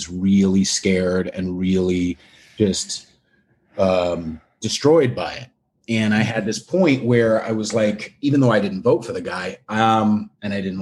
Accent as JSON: {"language": "English", "region": "California", "country": "United States", "tie": "born or raised there", "also_born_or_lived": "Long Island, New York / Bay Area, California", "moved": "as an adult", "lives_now": "Manhattan, United States", "said": "I was born in Long Island, moved out to California when I was 9, and then moved in the Bay Area and then moved back to Manhattan about a year and a half ago"}